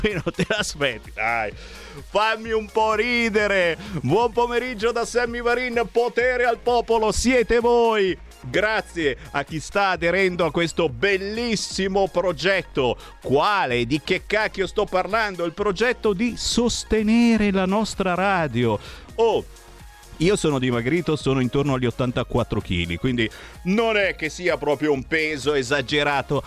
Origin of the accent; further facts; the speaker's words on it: Monza, Lombardy, Italy; moved away; sono nato a Monza, ho vissuto 30 anni a Monza e quindi lì ho eh, le mie ragioni radici